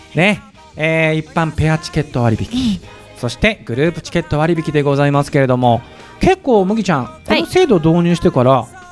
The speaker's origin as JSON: {"language": "Japanese", "region": "Kumamoto", "country": "Japan", "tie": "born or raised there", "moved": "yes", "lives_now": "Tokyo, Japan", "said": "熊本出身です"}